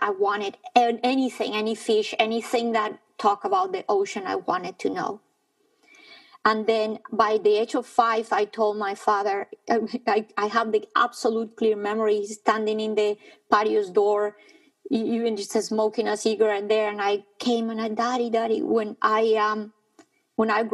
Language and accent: English; Bogotá, Colombia; I was born in Bogota, high up in the Andes